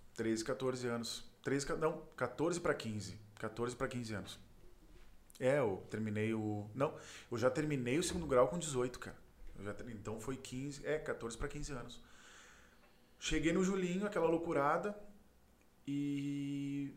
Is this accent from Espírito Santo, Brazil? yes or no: no; Porto Alegre, Rio Grande do Sul, Brazil; nasci na Ípica, ali na Zona Sul, na Schneider em específico